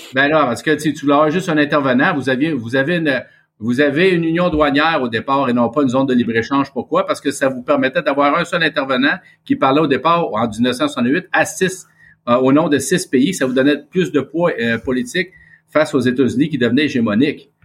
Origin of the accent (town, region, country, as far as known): Quebec, Canada; accent: Québécois